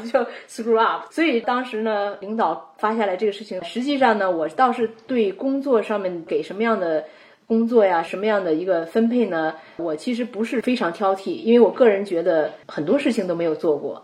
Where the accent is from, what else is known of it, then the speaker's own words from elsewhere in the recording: China; moved away as an adult; now in United States; 咱们大多数中国人留学过来